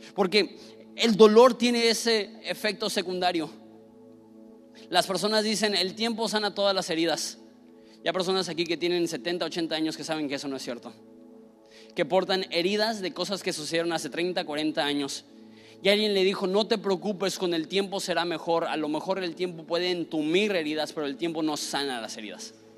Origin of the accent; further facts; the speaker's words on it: northern Mexico, Mexico; también soy enojón, norteño